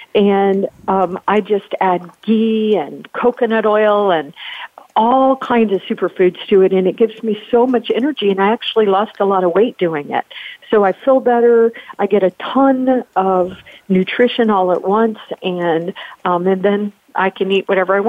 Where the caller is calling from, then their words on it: Virginia, United States; Well, I am joining from Virginia. So I'm pretty close to you, North Carolina